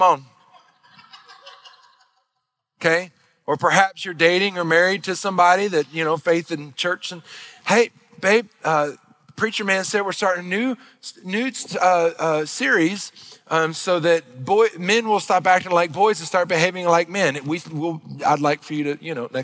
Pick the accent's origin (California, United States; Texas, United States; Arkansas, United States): Arkansas, United States; Northeast; moved away; also born or lived in Missouri; I grew up in Arkansas, in Northeast Arkansas. I grew up back in the backwoods country